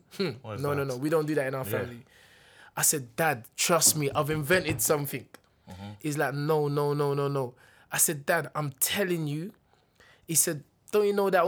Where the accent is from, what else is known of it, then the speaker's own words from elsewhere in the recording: London, United Kingdom; also born or lived in Dulwich / Peckham; I was born in Brixton.